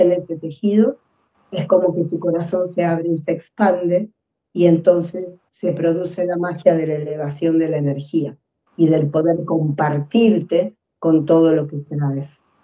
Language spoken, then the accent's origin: Spanish; Argentina; moved away as an adult; also born or lived in Spain / Chile; now in Peru; yo soy argentina, pero primero viví un tiempo en España estudiando mi máster y después llegué a Chile 10 años y después a Perú